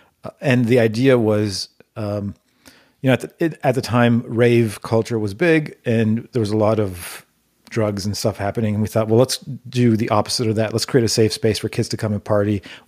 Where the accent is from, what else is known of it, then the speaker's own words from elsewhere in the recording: Toronto, Ontario, Canada; And we actually created a network of promoters in high schools across Toronto, which is the city I grew up in Canada.